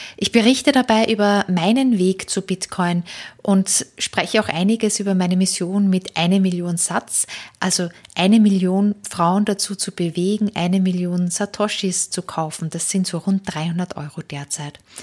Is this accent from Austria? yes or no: yes; Austria; moved away as an adult; now in Germany; ich komme aus Österreich ursprünglich, äh, wohne aber jetzt schon seit über 15 Jahren in Deutschland